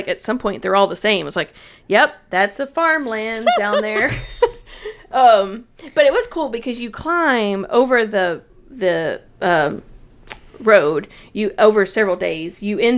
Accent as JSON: {"language": "English", "region": "Tennessee", "country": "United States", "said": "I'm from Tennessee"}